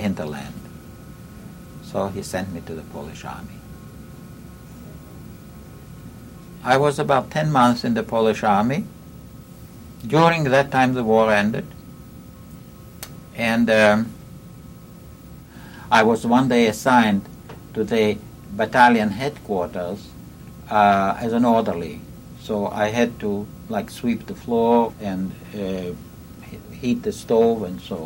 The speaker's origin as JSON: {"language": "English", "town": "Livani", "country": "Latvia", "tie": "born or raised there", "also_born_or_lived": "Riga, Latvia", "moved": "yes"}